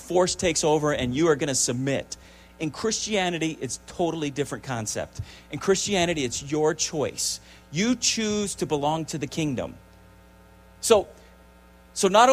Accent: United States; as Americans

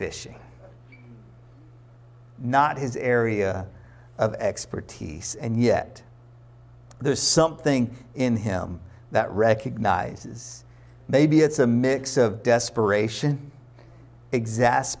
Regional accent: Chapel Hill, North Carolina, United States; I'm from Chapel Hill

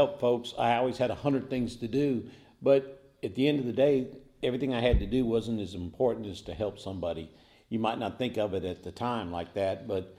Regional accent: Leesville, Louisiana, United States; also born or lived in Germany; So we're not actually born in Louisiana, but we've been raised there, so that's our home, and that's where we're at.

